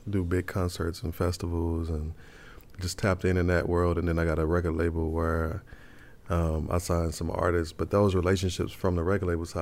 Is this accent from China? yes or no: no; Dallas, Texas, United States; I'm from Dallas, Texas, born and raised